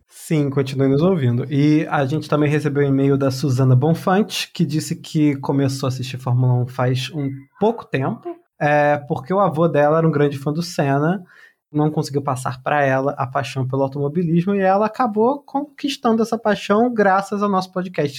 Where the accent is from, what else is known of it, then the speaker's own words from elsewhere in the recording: Petrópolis, Rio de Janeiro, Brazil; moved away; Petrópolis, na região serrana do Rio de Janeiro, é minha cidade natal